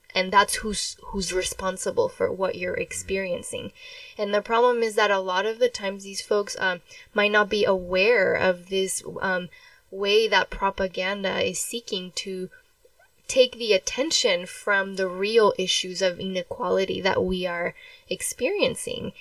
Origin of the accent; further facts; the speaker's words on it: Mexico; moved away; I was born in Mexico